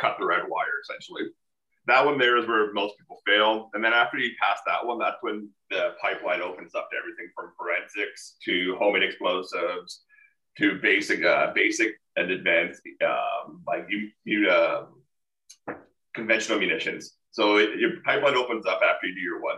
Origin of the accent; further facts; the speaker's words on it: Pembroke, Ontario, Canada; moved away as an adult; also born or lived in Costa Rica; I was born and raised in Pembroke